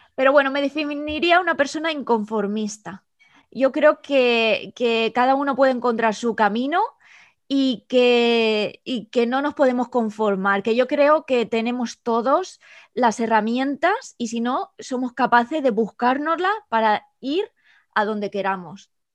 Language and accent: Spanish; El Campello, Valencian Community, Spain; moved away as an adult; also born or lived in Edinburgh, United Kingdom; now in London, United Kingdom; soy de El Campello, un pueblo de Alicante en España